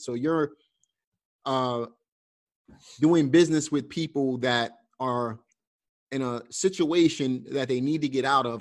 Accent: New York City, New York, United States; moved away; also born or lived in Pennsylvania; I'm from Brooklyn

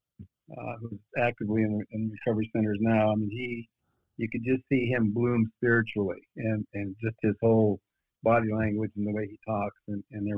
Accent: northern Minnesota, United States; I grew up in a little town in northern Minnesota, just 6,000 people

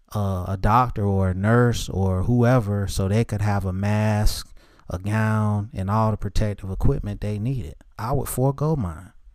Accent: Charlotte, North Carolina, United States; I'm from Charlotte

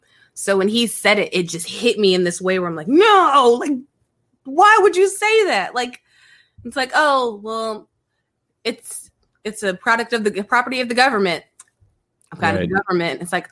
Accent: California, United States; born there; So first of all, I'm originally from California, like where I was born was in California, but I'm an Army brat.

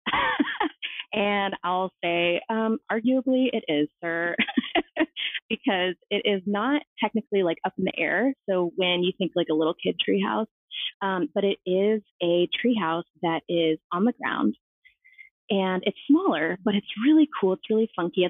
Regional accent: San Francisco, California, United States; moved away; I'm originally from San Francisco.

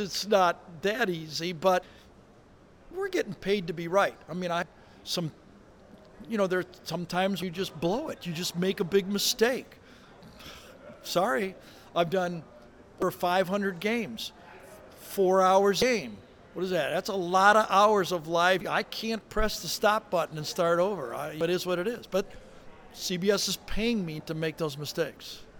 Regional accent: Detroit, Michigan, United States; I'm from Detroit, okay? I grew up booing the Lions when I was a kid.

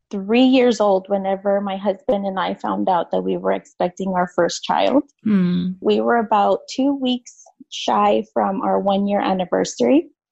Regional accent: United States; growing up in the United States for most of my life here, I was undocumented.

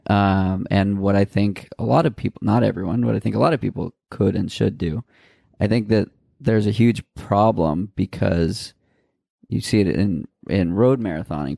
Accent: outside of Boston, Massachusetts, United States; I grew up outside of Boston

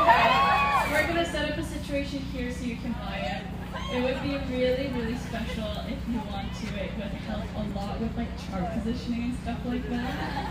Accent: Iceland; I grew up in Iceland

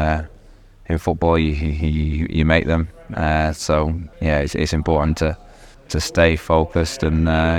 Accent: Rochdale, North West England, United Kingdom; born or raised there

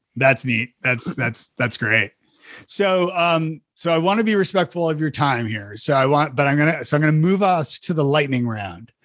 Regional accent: Toronto, Ontario, Canada; moved away; I'm from Toronto originally

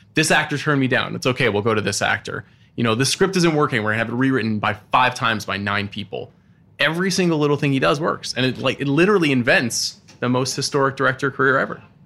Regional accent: Long Island, New York, United States; I grew up on Long Island

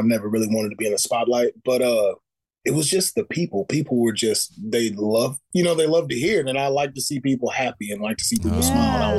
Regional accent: Texas, United States; moved away as an adult; now in Northern California, United States; I'm from the South, so I grew up in the church.

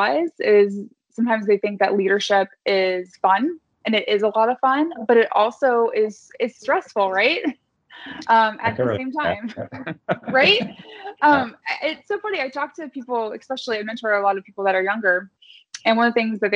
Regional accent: Midwest, United States; I'm from the Midwest

